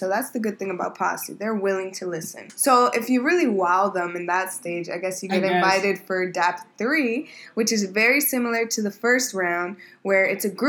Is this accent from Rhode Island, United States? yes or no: no; New York City, New York, United States; I went to school in East Harlem, Manhattan Center. I think it was probably, like, over 80% Black and Latinx.